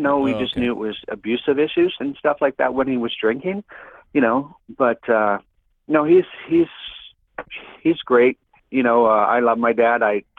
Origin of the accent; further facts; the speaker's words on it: Winnipeg, Manitoba, Canada; moved away as an adult; I'm originally from Winnipeg, Manitoba.